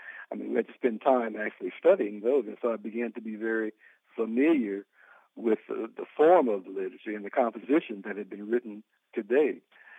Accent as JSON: {"language": "English", "town": "St. Louis", "region": "Missouri", "country": "United States", "tie": "born or raised there", "said": "I grew up AME in St. Louis, Missouri, St. Paul AME."}